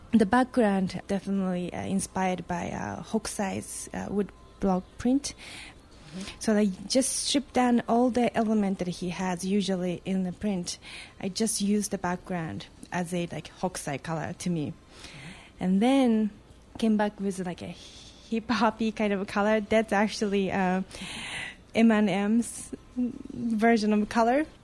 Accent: Japan; moved away as an adult; now in United States; I was born in Japan and moved to America um, about 10 years ago, and then actually became an American citizen

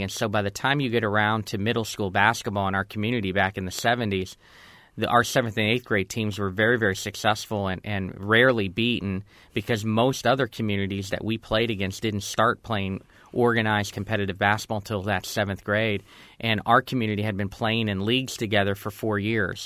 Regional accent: Girard, Pennsylvania, United States; growing up in Girard, Pennsylvania

